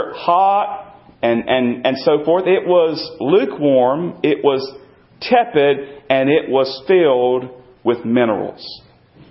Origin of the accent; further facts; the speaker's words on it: North Carolina, United States; I grew up in North Carolina, and I grew up in the land